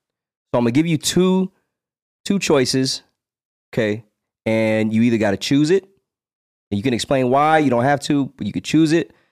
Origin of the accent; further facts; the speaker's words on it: Las Vegas, Nevada, United States; And then we're like, we're from Vegas. And they thought we were aliens.